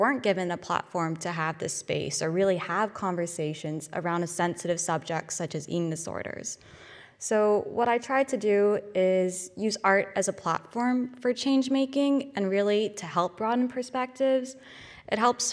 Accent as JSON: {"language": "English", "town": "Toronto", "region": "Ontario", "country": "Canada", "moved": "as an adult", "lives_now": "Glasgow, United Kingdom", "said": "I come from Toronto, Canada, so all the way across the pond"}